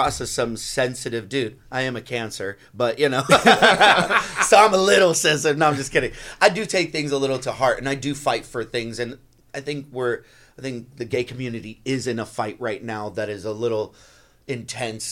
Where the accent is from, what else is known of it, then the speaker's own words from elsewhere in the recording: South Florida, United States; we grew up in South Florida